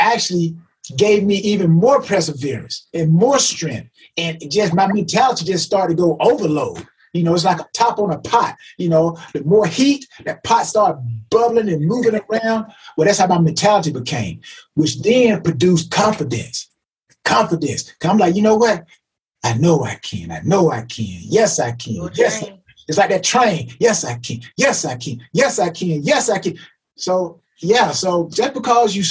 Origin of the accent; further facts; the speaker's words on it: LaGrange, United States; growing up in LaGrange